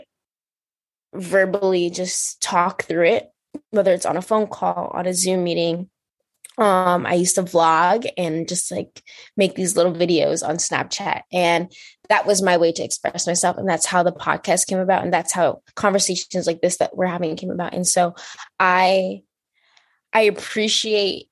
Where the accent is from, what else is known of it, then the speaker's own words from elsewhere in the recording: New York, United States; I'm from New York.